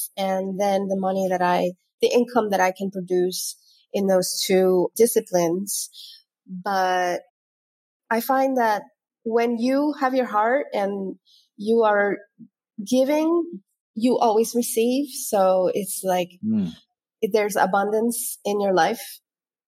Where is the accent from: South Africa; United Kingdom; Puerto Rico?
Puerto Rico; Vieques; moved away as an adult; also born or lived in Illinois / Chicago; I grew up here in Vieques. I did all my primary and secondary schooling here.